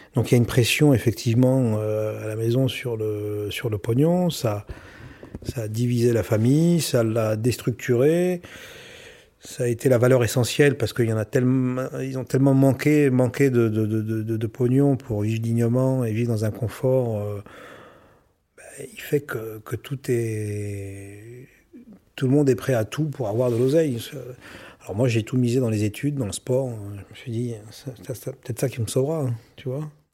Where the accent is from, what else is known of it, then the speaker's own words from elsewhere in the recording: Aubergenville, Île-de-France, France; moved away as an adult; also born or lived in Dubai, United Arab Emirates / Abu Dhabi, United Arab Emirates; je suis né à Aubergenville